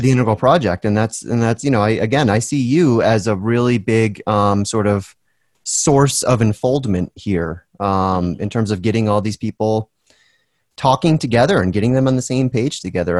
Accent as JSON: {"language": "English", "region": "Northeast of America", "country": "United States", "tie": "born or raised there", "said": "I was born in the Northeast of America as opposed to the Southeast or the Southwest"}